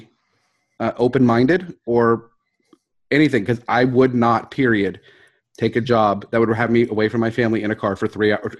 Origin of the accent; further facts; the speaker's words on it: Houston, Texas, United States; Dude, I was from Houston.